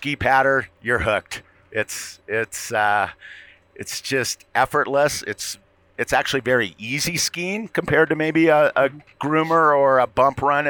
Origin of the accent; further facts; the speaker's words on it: San Diego, California, United States; I grew up in San Diego, California